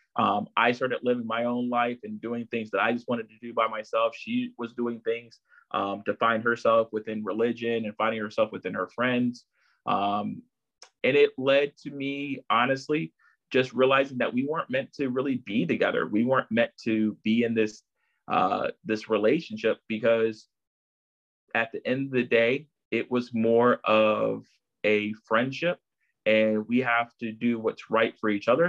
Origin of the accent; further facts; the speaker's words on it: Chesapeake, Virginia, United States; also born or lived in Brooklyn, New York; I've lived here in Virginia, so most of my life. So I, I really have to claim, you know, Chesapeake, Virginia as, you know, my other hometown